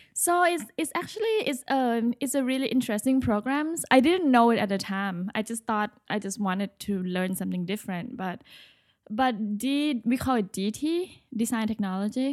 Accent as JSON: {"language": "English", "region": "Bangkok", "country": "Thailand", "moved": "as an adult", "lives_now": "New York, United States", "said": "I'm originally from Bangkok, Thailand. I moved to New York for school."}